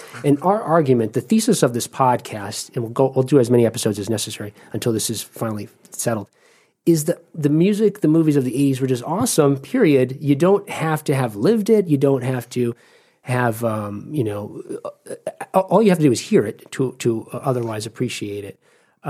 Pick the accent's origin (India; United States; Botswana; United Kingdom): United States; East Coast; now in Ohio, United States; I'm from the East Coast